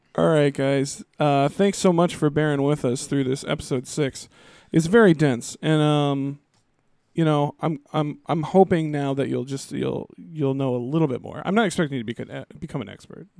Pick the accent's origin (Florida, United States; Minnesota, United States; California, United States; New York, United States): Minnesota, United States; Twin Cities; we're from the Twin Cities, which is two separate cities, Minneapolis